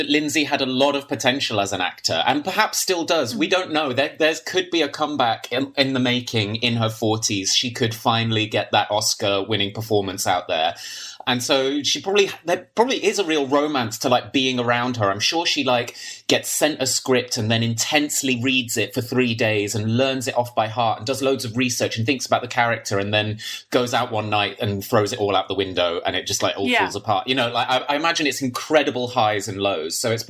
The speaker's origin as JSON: {"language": "English", "region": "London", "country": "United Kingdom", "said": "And I'm from London."}